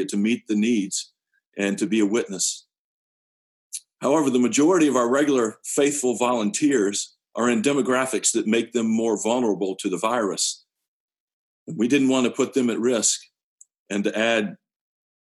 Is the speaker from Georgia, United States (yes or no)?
no; Fitchburg, Massachusetts, United States; I'm from Fitchburg.